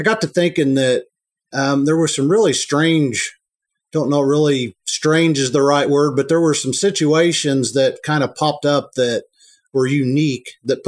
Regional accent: Ramsey, Illinois, United States; now in Paris, United States; I grew up in Ramsey, Illinois, which is a small

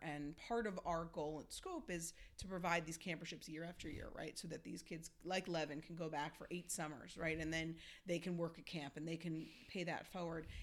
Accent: Long Island, New York, United States; I grew up in Long Island

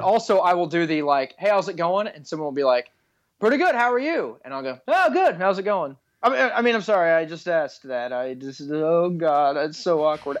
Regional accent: Texas, United States; I grew up in Texas

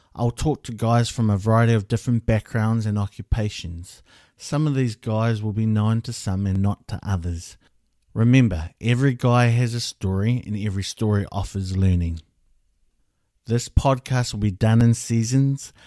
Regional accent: Hamilton, Waikato, New Zealand; also born or lived in Wellington; I was born in Hamilton

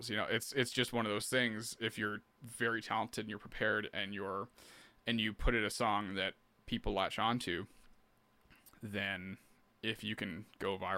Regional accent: Canada; But as a Canadian artist, it's really hard to if you're not going straight niche somewhere, you know

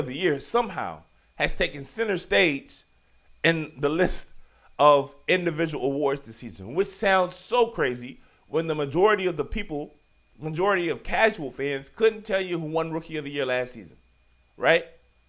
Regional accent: Richmond, Virginia, United States; you know I'm from Richmond, Virginia. Shout out Southside Richmond, Virginia. You understand? Fisher Model School. It was my elementary school, baby.

